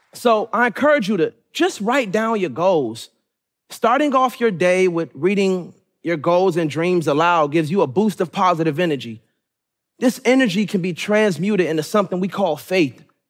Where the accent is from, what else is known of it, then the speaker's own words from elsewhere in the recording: Suitland, Maryland, United States; also born or lived in Raleigh, North Carolina; I was born in Raleigh, North Carolina, but was raised majority in Suitland, Maryland, which made me who I am today